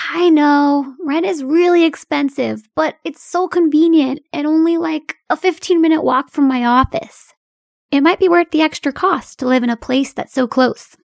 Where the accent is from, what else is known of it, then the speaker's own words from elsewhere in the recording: United States; my hometown is not too far from New York